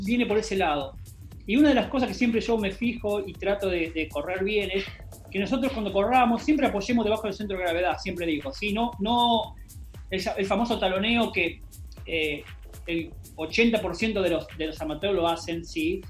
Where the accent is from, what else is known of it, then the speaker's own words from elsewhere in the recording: Entre Ríos, Argentina; moved away as an adult; also born or lived in Spain; yo soy de Entre Ríos, y Entre Ríos en, algunas partes de mi pueblo